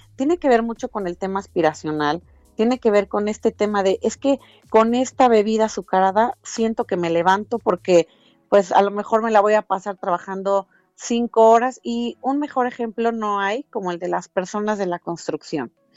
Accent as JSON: {"language": "Spanish", "country": "Mexico"}